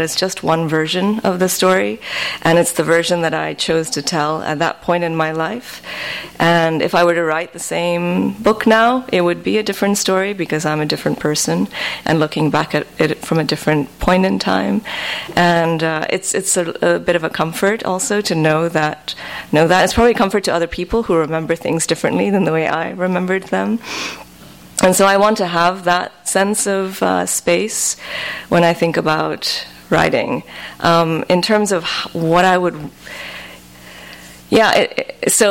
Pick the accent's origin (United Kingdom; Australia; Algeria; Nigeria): Nigeria; now in United States; I moved from Nigeria to America